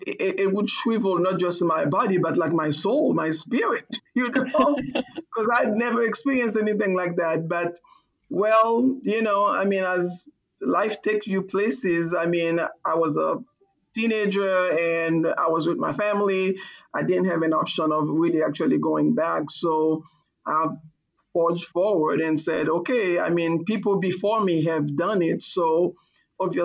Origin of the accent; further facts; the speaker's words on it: Haiti; also born or lived in Boston; now in United States; I'm from Haiti and I didn't grow up with fall